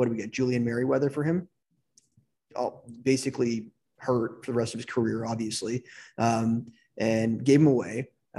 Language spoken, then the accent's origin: English; Toronto, Ontario, Canada; me and Graham, we're from Toronto.